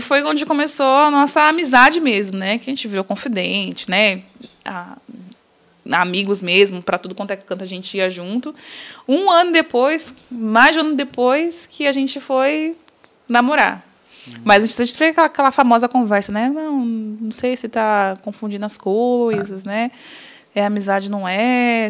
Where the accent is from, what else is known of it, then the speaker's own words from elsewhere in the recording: São Paulo, Brazil; also born or lived in Jequié, Bahia; Sou natural de Jequié, Bahia, sou baiana, mas eu moro aqui em São Paulo desde os cinco anos de idade.